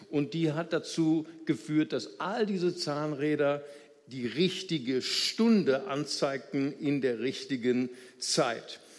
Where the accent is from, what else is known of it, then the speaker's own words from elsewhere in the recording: Brazil; unser größter Gegner als Brasilianer, nicht wahr?